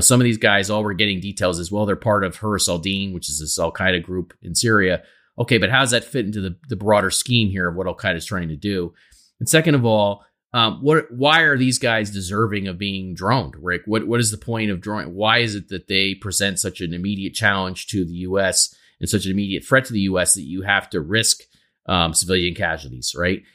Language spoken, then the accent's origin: English; United States; as an American